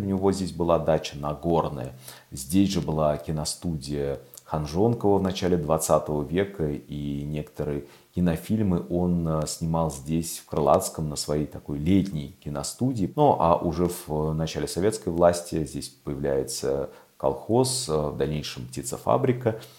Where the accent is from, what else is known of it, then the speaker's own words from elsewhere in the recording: Moscow, Russia; also born or lived in Krylatskoye, Moscow; И я переехал из Сокольников, которые э, для меня оставались и остаются малой родиной